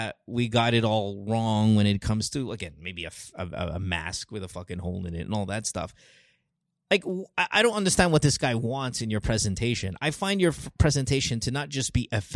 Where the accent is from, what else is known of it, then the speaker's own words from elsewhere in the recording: Philippines; as a Filipino